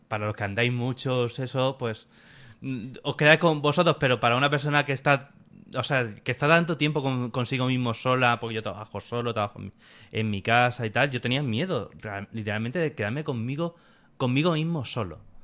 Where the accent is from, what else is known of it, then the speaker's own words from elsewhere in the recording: Alicante, Valencian Community, Spain; De Alicante